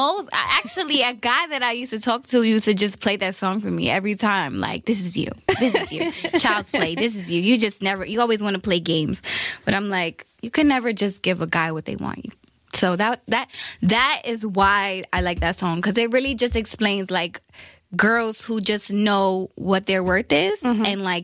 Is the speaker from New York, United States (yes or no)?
yes; Brooklyn, New York, United States; Well, me, I'm 23 years old. I'm from Brooklyn, New York. I traveled around the world when I was younger.